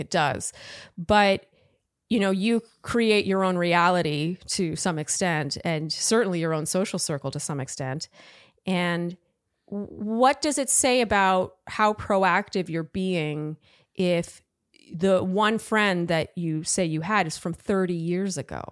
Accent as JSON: {"language": "English", "country": "Canada", "said": "I'm Canadian"}